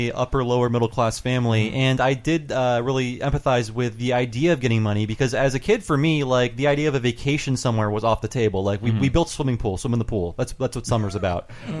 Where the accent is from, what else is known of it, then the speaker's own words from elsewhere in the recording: Northeast Ohio, United States; I'm from Northeast Ohio.